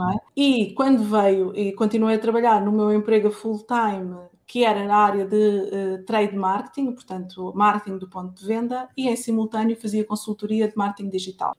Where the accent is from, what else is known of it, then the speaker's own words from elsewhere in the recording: Lisbon, Portugal; eu já nasci, já nasci em Lisboa, estou em Lisboa, mas a família veio toda de lá.